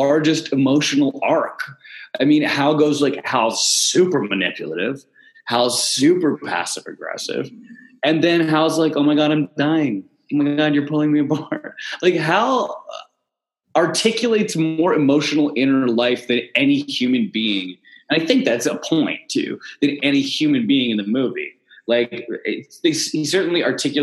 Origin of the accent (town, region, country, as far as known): Canada